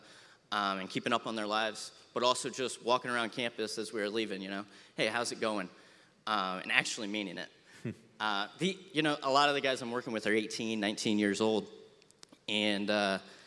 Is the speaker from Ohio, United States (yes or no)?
yes; Findlay, Ohio, United States; moved away as an adult; also born or lived in Ashland, Ohio; now in Maumee, United States; I'm from the Findlay area